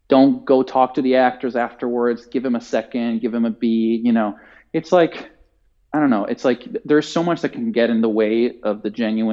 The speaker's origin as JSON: {"language": "English", "country": "Italy", "second_language": "English", "moved": "yes", "said": "I'm Italian and like, you know, my accent is generally pretty good"}